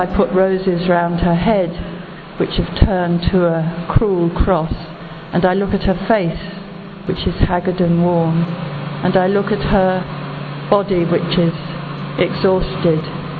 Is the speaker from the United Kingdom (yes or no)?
yes; England, United Kingdom; I come from England.